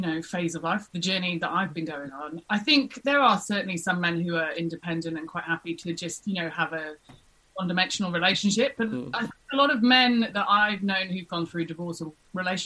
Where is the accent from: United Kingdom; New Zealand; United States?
United Kingdom; England; moved away as an adult; now in Australia; I'm a Brit through and through